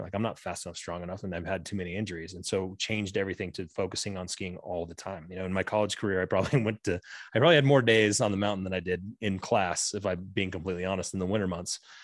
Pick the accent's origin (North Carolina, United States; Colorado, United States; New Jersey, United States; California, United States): Colorado, United States; Southwest; I grew up in Southwest Colorado